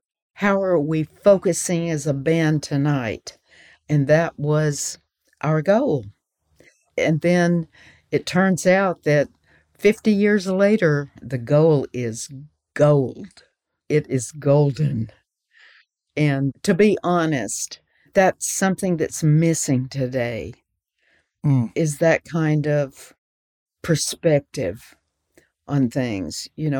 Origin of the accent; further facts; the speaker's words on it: the South, United States; I was raised in the South, and I knew the language, and I knew the music.